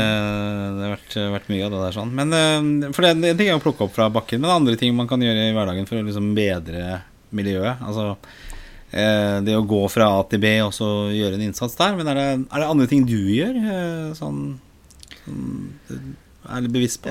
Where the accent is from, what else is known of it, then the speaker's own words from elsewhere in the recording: Oslo, Norway; er jo født og oppvokst i Oslo